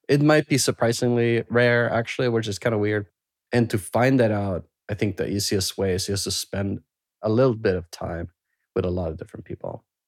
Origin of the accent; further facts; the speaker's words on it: Sweden; moved away; I grew up in Sweden